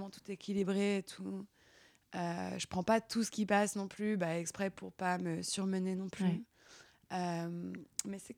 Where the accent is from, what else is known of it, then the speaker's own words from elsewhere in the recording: Auvergne-Rhône-Alpes, France; also born or lived in Paris suburbs; quand on habitait euh, dans, en banlieue parisienne du coup. Et après, on a déménagé dans la vallée de la Maurienne, dans les Alpes